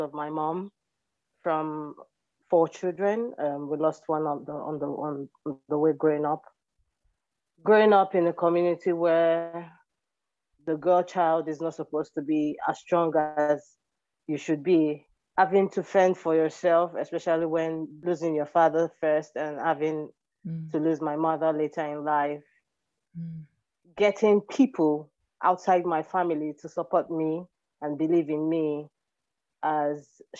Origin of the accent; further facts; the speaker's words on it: Lagos, Nigeria; also born or lived in Delta State, Nigeria (ancestral home) / Togo / Benin; now in Burkina Faso; I was born in Lagos State, Ajegunle to be precise. But home for me is Delta State